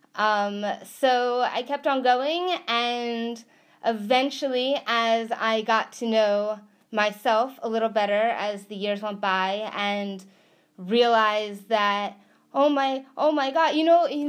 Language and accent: English; New York, United States; moved away as an adult; now in California, United States; I was a New Yorker. I I am a New Yorker